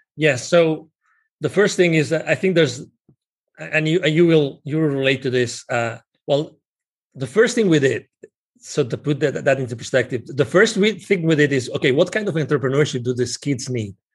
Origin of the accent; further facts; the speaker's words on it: Spain; English is a second language; moved away as an adult; now in Plano, United States; I'm originally from Spain